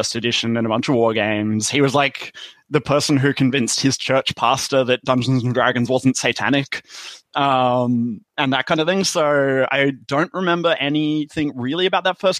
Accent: Australia; accent: Australian

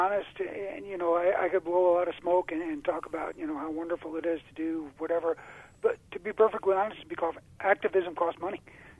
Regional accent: New York, United States; moved away; I came from New York, as you know, and I've lived here for 24 years now.

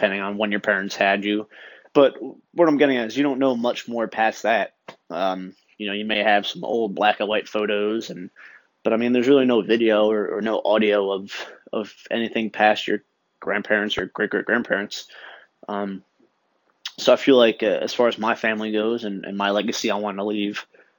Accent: Long Branch, New Jersey, United States; moved away; I'm a 27-year-old Italian kid from New Jersey. I grew up in a beach town called Long Branch

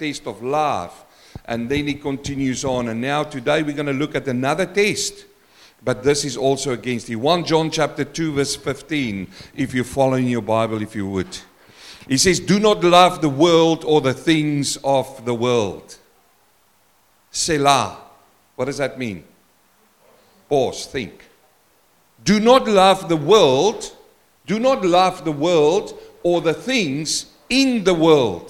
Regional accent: South Africa; first language Afrikaans; English is a second language; moved away; I'm a South African man, and I came from Africa

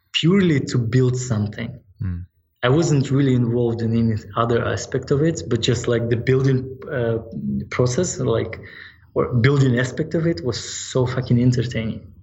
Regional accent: Yalta, Crimea, Ukraine; now in United States; my hometown it's uh, in ukraine in yalta

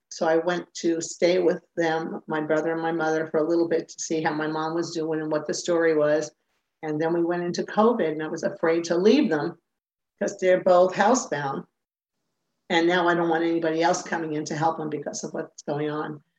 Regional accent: central New Jersey, United States; moved away as an adult; Initially, um, I lived in uh, small towns in, in New Jersey, central New Jersey

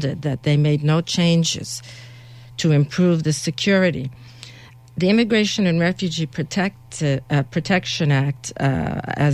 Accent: Toronto, Ontario, Canada; moved away as an adult; also born or lived in Hungary/Czechoslovakia border; now in Ottawa, Canada; I grew up in Toronto

